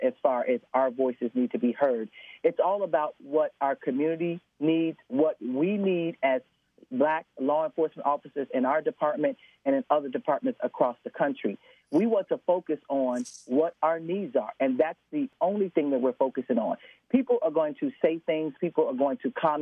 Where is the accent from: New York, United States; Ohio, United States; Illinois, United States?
Illinois, United States; Chicago; I was born and raised in Chicago